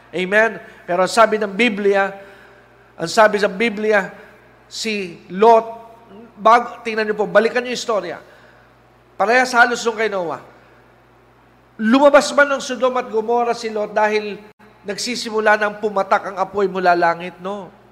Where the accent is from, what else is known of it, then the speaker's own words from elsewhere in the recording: Philippines; Pilipino po ako